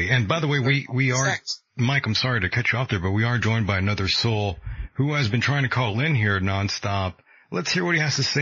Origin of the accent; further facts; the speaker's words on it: England, United Kingdom; I'm from England